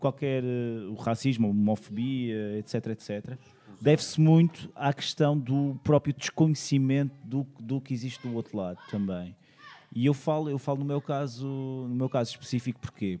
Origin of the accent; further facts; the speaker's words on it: Madeira, Portugal; moved away as an adult; eu cresci numa ilha, eu cresci na Madeira e cresci durante, e estive lá durante 18 anos.